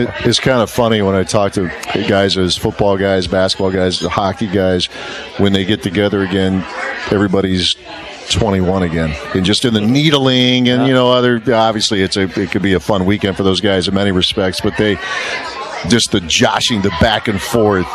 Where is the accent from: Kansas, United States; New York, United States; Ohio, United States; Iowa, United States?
Ohio, United States; Dayton; where I grew up in Dayton, Ohio